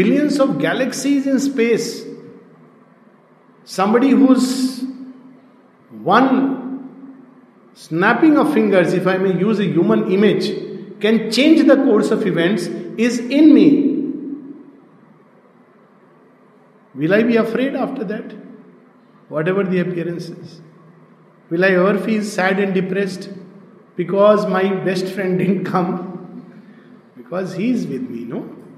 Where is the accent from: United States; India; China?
India; my first identity is that I am an Indian